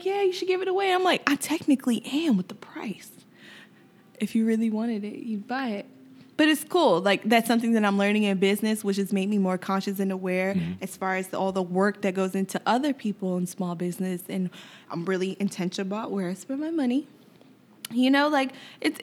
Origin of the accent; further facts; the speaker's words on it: Yonkers, New York, United States; I'm definitely from Yonkers, New York